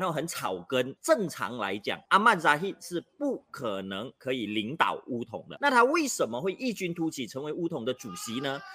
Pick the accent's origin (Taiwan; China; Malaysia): Malaysia; 我们马来西亚人哦， 都是比较专情、比较专一的啦